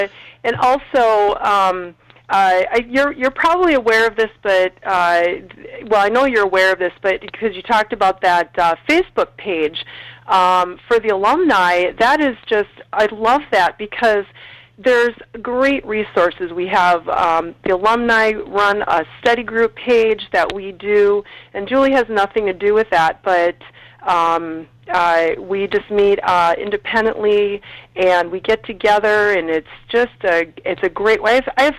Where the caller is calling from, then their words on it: Minneapolis, Minnesota, United States; I am calling from Minneapolis